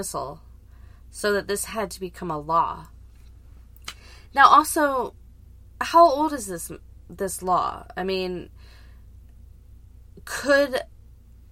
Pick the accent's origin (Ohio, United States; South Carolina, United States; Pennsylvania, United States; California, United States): South Carolina, United States; growing up in South Carolina